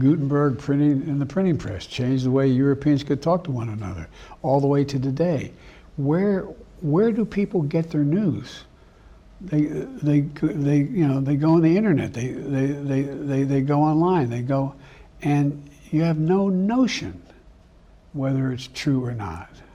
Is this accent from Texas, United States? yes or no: no; Claymont, Delaware, United States; also born or lived in Scranton, Pennsylvania; a lot of the guys I grew up with in Claremont, Delaware, and Scranton, Pennsylvania